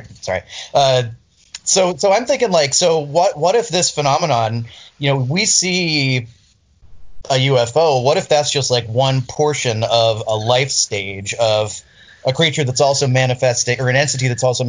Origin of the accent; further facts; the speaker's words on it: Florida, United States; moved away as an adult; also born or lived in St. Augustine, Florida; growing up in Florida